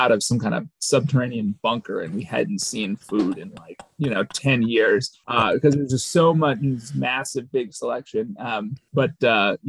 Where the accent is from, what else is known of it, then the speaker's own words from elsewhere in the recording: Minneapolis, Minnesota, United States; moved away as an adult; also born or lived in Virginia / Middle East; now in Dallas, United States; Minneapolis originally.